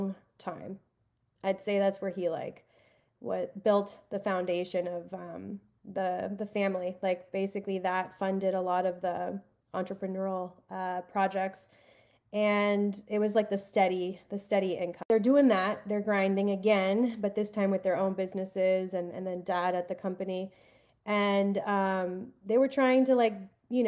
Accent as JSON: {"language": "English", "area": "Colombian American", "region": "South Florida", "country": "United States", "said": "based out of South Florida. I am Colombian American."}